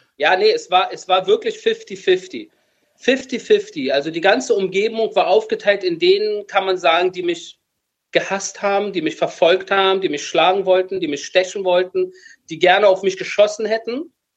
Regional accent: Berlin, Germany; moved away as an adult; now in Israel; als Berliner mit Eltern aus dem Iran

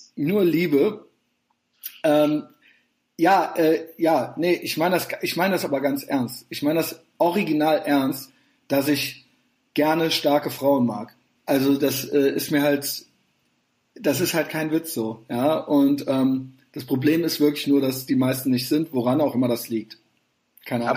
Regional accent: Germany; als Deutscher

